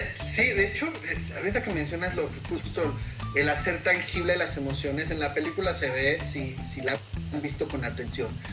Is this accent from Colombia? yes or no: no; Mexico; nosotros como mexicanos